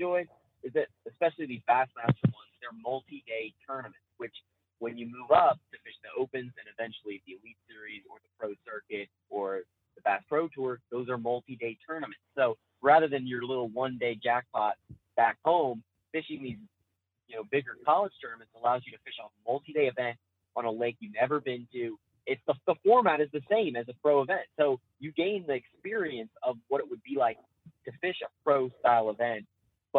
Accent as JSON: {"language": "English", "town": "Lynchburg", "region": "Virginia", "country": "United States", "said": "I'm from Lynchburg, Virginia."}